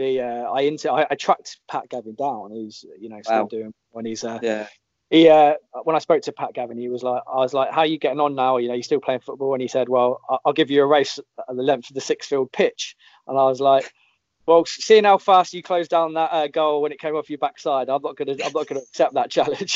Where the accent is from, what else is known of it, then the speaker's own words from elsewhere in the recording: Northampton, East Midlands, United Kingdom; I was born and bred in Northampton